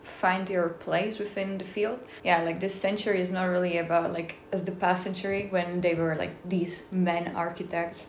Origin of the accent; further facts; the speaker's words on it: Czechia; moved away as an adult; also born or lived in Dundee, Scotland / Prague; originally from Czech Republic